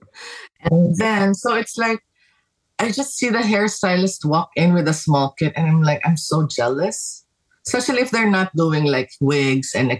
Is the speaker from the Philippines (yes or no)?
yes; Philippines; moved away as an adult; now in Los Angeles, United States; I grew up in the Philippines and I came here to teach